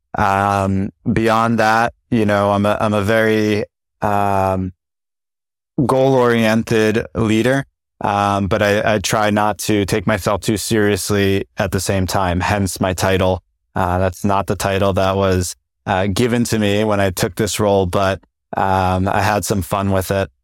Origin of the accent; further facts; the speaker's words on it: New Jersey, United States; I grew up in New Jersey